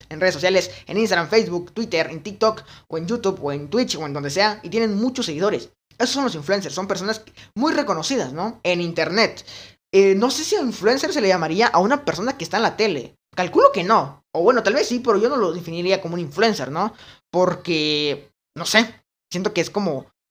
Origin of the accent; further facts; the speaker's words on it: Guatemala; en mi país, Guatemala